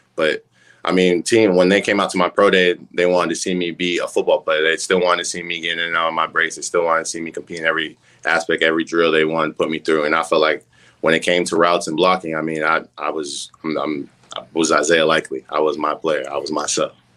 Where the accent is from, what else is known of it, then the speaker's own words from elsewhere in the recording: Massachusetts, United States; moved away as an adult; I'm from up north. I'm from Massachusetts